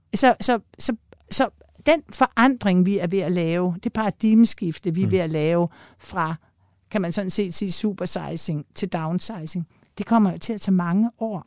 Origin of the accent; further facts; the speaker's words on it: Denmark; jeg kommer jo selv fra Jylland